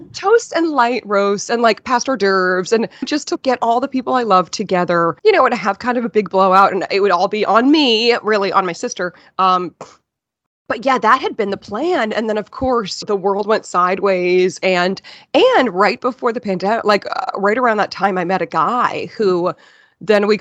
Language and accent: English; Weston, Massachusetts, United States; moved away as an adult; also born or lived in South Boston; now in New York City, United States; I grew up in Weston, right outside the city